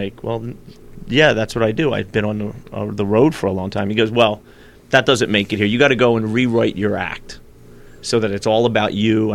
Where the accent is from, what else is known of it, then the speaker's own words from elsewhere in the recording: New Jersey, United States; also born or lived in Philadelphia, Pennsylvania / New York; now in Los Angeles, United States; I was born in Philly, and I was by law moved to New Jersey in South Jersey. So I kind of pretty much grew up in the South Jersey area